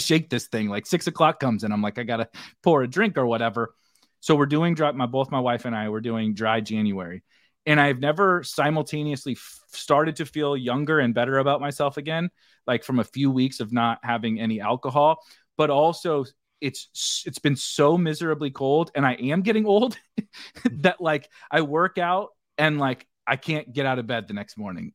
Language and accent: English; Midwest, United States; I'm from the Midwest. People hunt and stuff around here